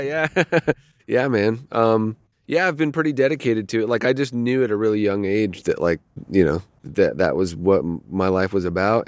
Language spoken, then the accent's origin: English; Toronto, Ontario, Canada; moved away as an adult; also born or lived in Los Angeles; I grew up in Toronto, uh, in Ontario, in Canada.